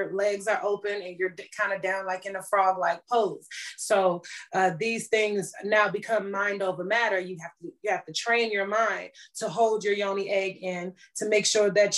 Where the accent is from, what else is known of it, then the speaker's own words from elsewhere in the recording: Washington, District of Columbia, United States; moved away; my hometown of DC